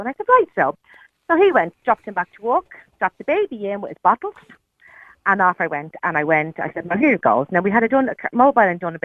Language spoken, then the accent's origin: English; Dublin, Leinster, Ireland; moved away as an adult; now in Fingal, Ireland